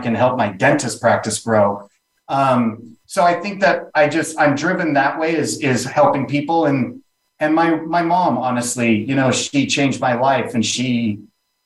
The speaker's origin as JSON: {"language": "English", "town": "Ventura", "region": "California", "country": "United States", "tie": "born or raised there", "also_born_or_lived": "Beverly Hills / Van Nuys / Los Angeles", "said": "Born in Beverly Hills, but most of my life, I grew up in a little beach town north of Malibu, south of Santa Barbara, called Ventura Beach."}